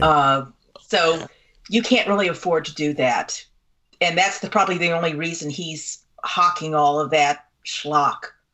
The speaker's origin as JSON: {"language": "English", "region": "Missouri", "country": "United States", "said": "I'm from Missouri"}